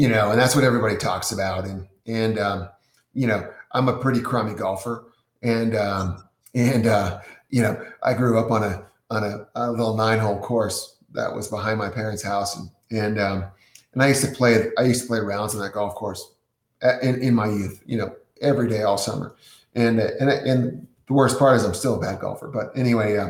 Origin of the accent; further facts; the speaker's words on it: New England, United States; I'm from New England, you know, Cochrane's ski area